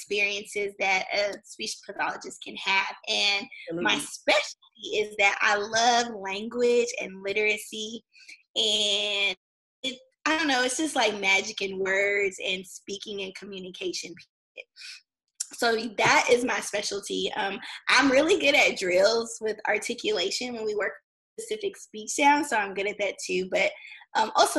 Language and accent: English; Clarksville, Tennessee, United States; I am originally from Clarksville, Tennessee